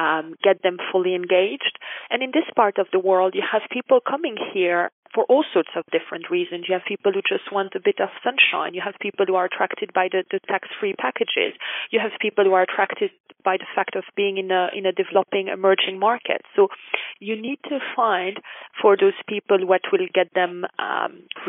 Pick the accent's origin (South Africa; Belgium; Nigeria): Belgium; moved away as an adult; also born or lived in United States / Kuwait; now in Dubai, United Arab Emirates; I'm from Belgium originally